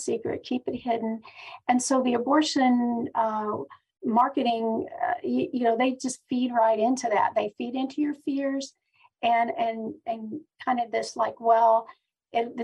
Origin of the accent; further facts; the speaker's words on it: Pennsylvania, United States; now in Knoxville, United States; I was born and raised in Pennsylvania.